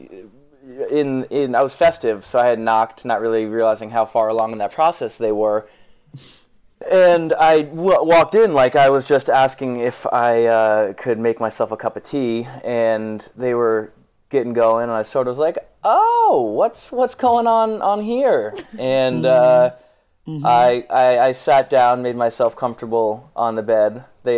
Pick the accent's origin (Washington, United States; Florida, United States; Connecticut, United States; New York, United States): Connecticut, United States; Westport; I'm from Westport, Connecticut